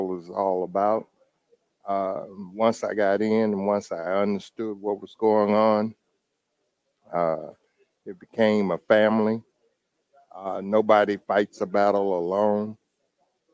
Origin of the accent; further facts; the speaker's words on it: the South, United States; also born or lived in Michigan; now in Indianapolis, United States; I'm originally from the South.